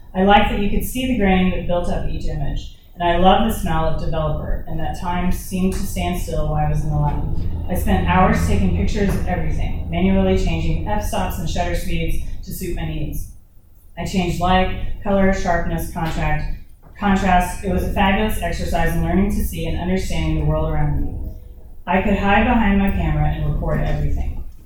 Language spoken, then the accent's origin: English; Dallas, Texas, United States; also born or lived in Austin, Texas / Nashville, Tennessee; now in Thomasville, United States; I was born in Austin, Texas, and raised in Dallas